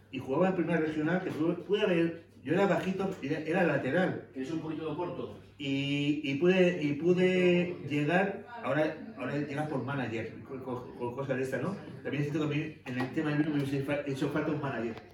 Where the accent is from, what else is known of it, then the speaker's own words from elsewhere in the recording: Canary Islands, Spain; born there; Yo nací en Canarias y mi madre es de Sogovia, de un pueblo cerca de la dos Cuellas.